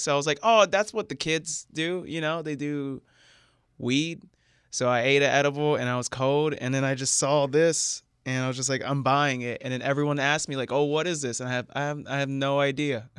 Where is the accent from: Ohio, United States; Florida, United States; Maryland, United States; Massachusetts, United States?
Florida, United States; central; moved away as an adult; also born or lived in Seattle area; now in Seattle, United States; I grew up in Florida